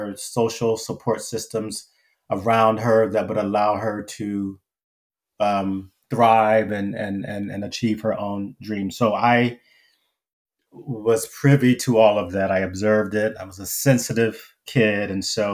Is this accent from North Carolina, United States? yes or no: yes; Wilmington, North Carolina, United States; moved away as an adult; also born or lived in Pennsylvania; my childhood growing up in Wilmington, North Carolina